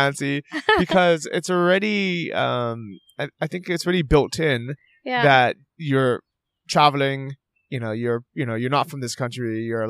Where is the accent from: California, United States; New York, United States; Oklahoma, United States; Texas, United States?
California, United States; San Francisco; Yeah, I like it, and actually, I feel kind of the same way, because I grew up in San Francisco.